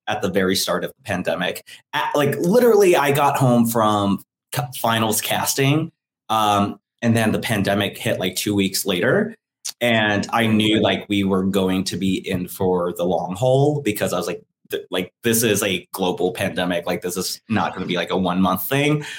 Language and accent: English; Atlanta, Georgia, United States; moved away as an adult; now in New Orleans, United States; growing up in Atlanta